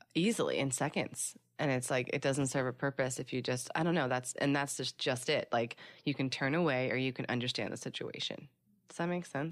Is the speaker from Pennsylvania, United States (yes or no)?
yes; Philadelphia, Pennsylvania, United States; now in Los Angeles, United States; I was born and raised in Philly